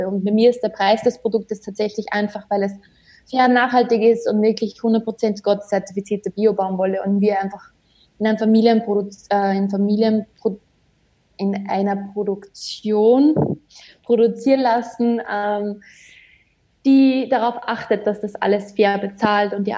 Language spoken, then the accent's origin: German; Austria; bei uns in Österreich